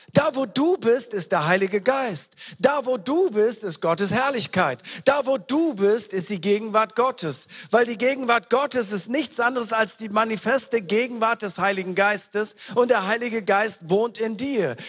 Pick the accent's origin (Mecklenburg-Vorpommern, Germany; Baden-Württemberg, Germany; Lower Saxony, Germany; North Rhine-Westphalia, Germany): Lower Saxony, Germany; East Frisia; wir sind in sich ja schon komisch als Ostfriesen.